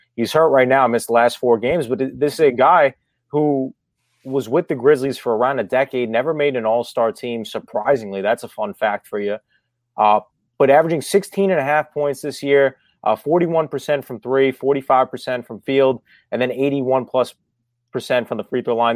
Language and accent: English; New York, United States; I'm from New York